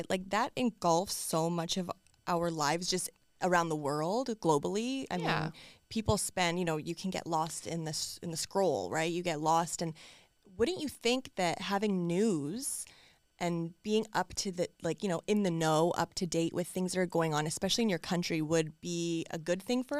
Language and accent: English; Canada; as a daughter, as like a Canadian especially, this one, like I was astonished the fact that I hadn't heard about this case.